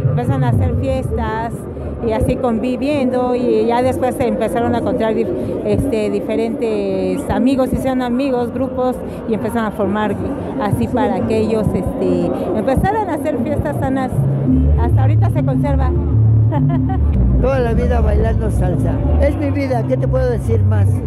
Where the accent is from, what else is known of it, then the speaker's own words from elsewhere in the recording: Ajusco, Mexico City, Mexico; De la Jusco.